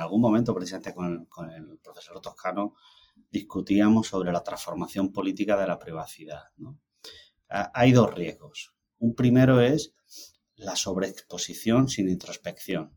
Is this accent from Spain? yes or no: yes; Andalusia, Spain; now in United States; como soy andaluz